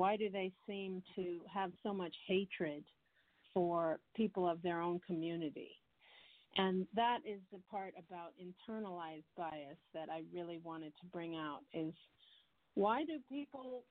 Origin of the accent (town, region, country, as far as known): United States; moved away as an adult; also born or lived in New York; now in London, United Kingdom